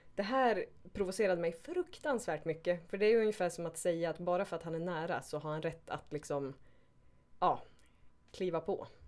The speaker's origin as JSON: {"language": "Swedish", "town": "Skellefteå", "region": "Västerbotten County", "country": "Sweden", "moved": "yes", "lives_now": "Stockholm, Sweden", "said": "Jag är 36, kommer från Skellefteå Bor i Stockholm idag."}